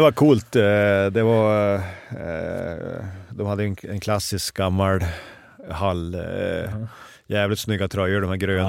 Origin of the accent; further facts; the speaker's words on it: Örnsköldsvik, Västernorrland County, Sweden; moved away; hemma i Övik